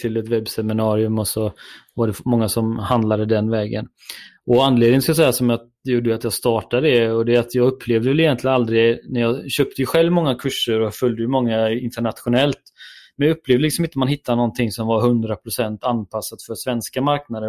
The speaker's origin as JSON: {"language": "Swedish", "town": "Gothenburg", "region": "Västra Götaland", "country": "Sweden", "said": "det hör väl alla att jag är från Göteborg"}